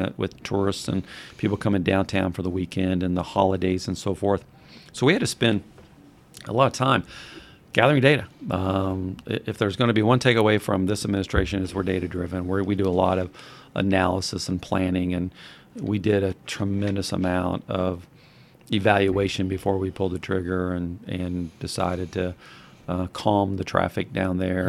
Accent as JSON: {"language": "English", "town": "Madison", "region": "Indiana", "country": "United States", "tie": "born or raised there", "said": "I grew up on Walnut"}